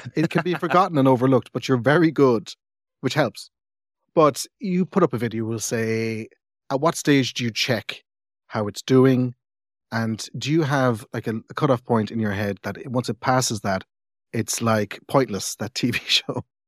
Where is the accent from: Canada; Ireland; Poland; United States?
Ireland; Cork, Munster; also born or lived in England; I grew up in Cork